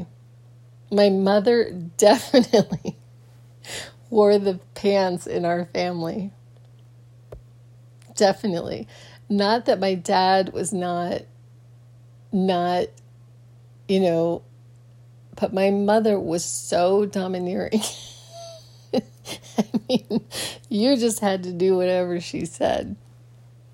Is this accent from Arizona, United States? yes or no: yes; Phoenix, Arizona, United States; growing up in Phoenix was a very, very strange thing for me